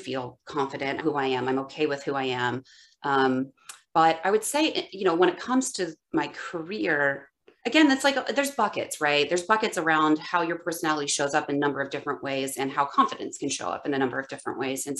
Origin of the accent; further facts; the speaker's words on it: Ohio, United States; also born or lived in West Coast; now in Chicago, United States; I'm born and raised in Ohio, and I lived on the West Coast for a long time, and now I'm back in the Midwest in Chicago